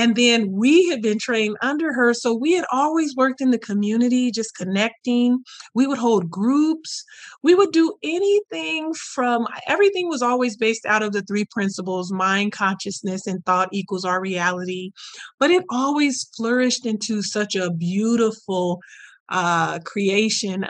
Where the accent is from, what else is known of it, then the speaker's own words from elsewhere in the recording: Merced, California, United States; I'm from Merced, California in the USA